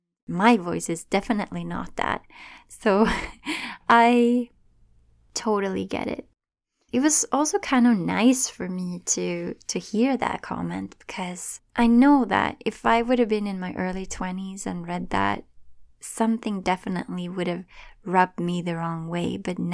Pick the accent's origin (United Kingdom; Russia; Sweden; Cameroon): Sweden; English is a second language; moved away as an adult; now in Toronto, Canada; Right now, I live in Toronto, Ontario. I moved here from Sweden when I was in my early 20s, and I remember how scary it could be speaking a language that wasn't my native language, and how strong my accent was at the time